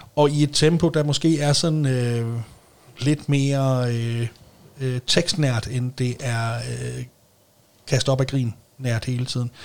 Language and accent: Danish; Denmark; hvis du bor i Stævning, hvor jeg voksede op